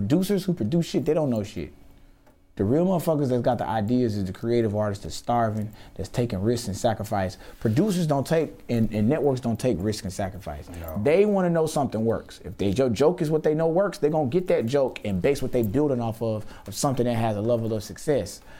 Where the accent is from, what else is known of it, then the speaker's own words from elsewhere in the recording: Houston, Texas, United States; Yeah, I'm from Houston.